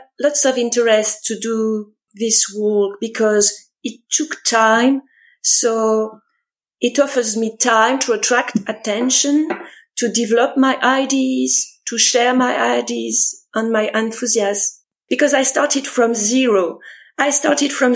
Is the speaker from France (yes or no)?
yes; France; English is a second language